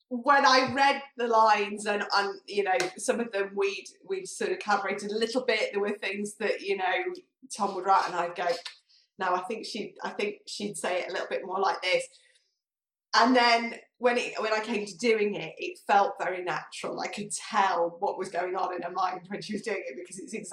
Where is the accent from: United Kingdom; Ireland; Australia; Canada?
United Kingdom; Manchester, North West England; accent: slightly northern; moved away; so I'm from from Manchester originally, so mm. I'm naturally slightly northern